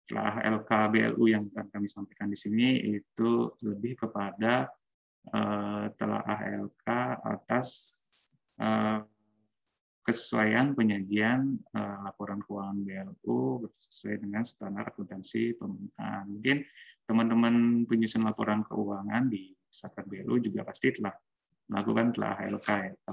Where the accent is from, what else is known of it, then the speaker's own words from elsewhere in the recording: Tampaksiring, Bali, Indonesia; saya sendiri asli Bali Eh, tepatnya dari Tambak Siring, Kabupaten Gianyar.